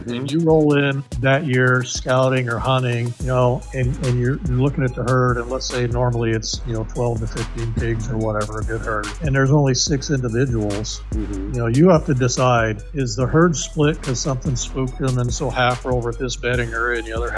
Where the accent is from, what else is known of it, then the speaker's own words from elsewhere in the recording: Tucson, Arizona, United States; I was born in Tucson, so native Arizona, and started hunting at the age of 10